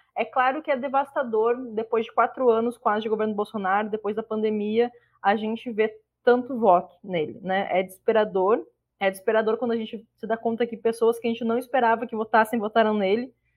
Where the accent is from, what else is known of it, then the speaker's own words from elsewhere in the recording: Rio Grande do Sul, Brazil; now in Alagoas, Brazil; eu moro em Alagoas, mas eu sou gaúcha